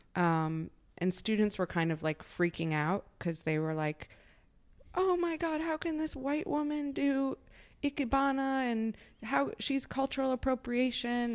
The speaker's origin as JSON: {"language": "English", "town": "Chicago", "region": "Illinois", "country": "United States", "tie": "born or raised there", "also_born_or_lived": "Nebraska", "moved": "as an adult", "lives_now": "New York, United States", "said": "I grew up in Chicago"}